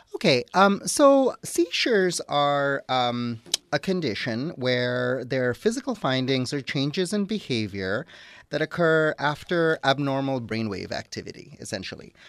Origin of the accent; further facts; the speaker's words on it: Toronto, Ontario, Canada; moved away as an adult; also born or lived in Wisconsin / Atlanta, Georgia; now in Dalton, Georgia, United States; I'm originally from Toronto, Canada, but I did my training in Wisconsin